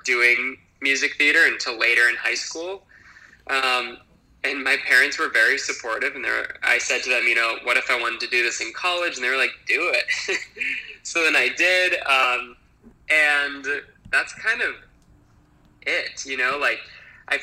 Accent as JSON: {"language": "English", "town": "Appleton", "region": "Wisconsin", "country": "United States", "moved": "as an adult", "lives_now": "New York, United States", "said": "I am from Appleton, Wisconsin, which is one of like the very like internal states in the U.S."}